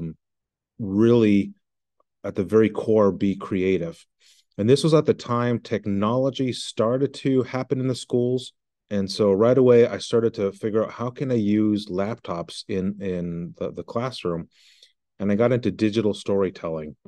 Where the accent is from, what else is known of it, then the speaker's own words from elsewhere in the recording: Santa Fe, New Mexico, United States; moved away as an adult; now in Maine, United States; I'm originally from New Mexico, Santa Fe, and my wife kidnapped me and brought me to this very cold